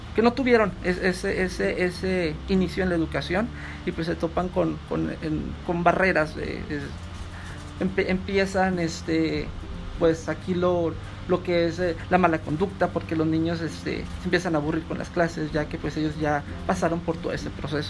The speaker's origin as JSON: {"language": "Spanish", "country": "United States", "tie": "born or raised there", "moved": "as an adult", "lives_now": "Mexico", "said": "estudié gran parte de mi vida en Estados Unidos, cursé lo que fue educación básica, preparatoria y dos años de universidad"}